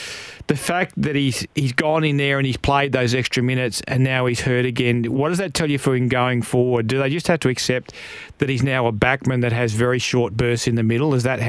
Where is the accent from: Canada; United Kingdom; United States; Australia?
Australia; West Arthur, Western Australia; my hometown West Arthur